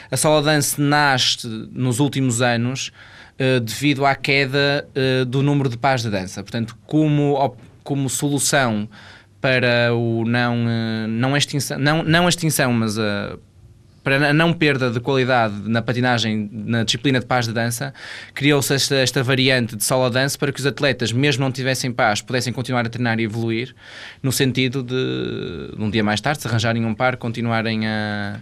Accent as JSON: {"language": "Portuguese", "country": "Portugal", "said": "como português"}